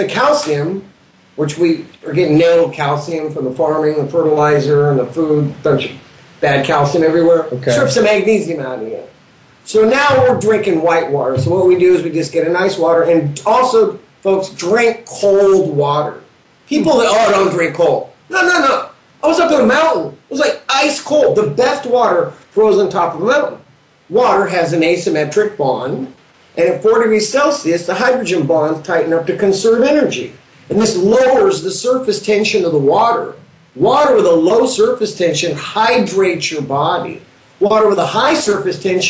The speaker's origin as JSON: {"language": "English", "region": "Southern California", "country": "United States", "said": "we're from SoCal"}